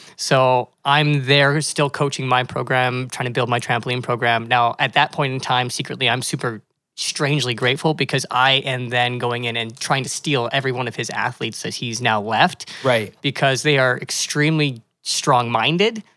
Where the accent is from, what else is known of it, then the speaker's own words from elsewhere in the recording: Calgary, Alberta, Canada; moved away as an adult; now in Kelowna, Canada; I was born and raised in Calgary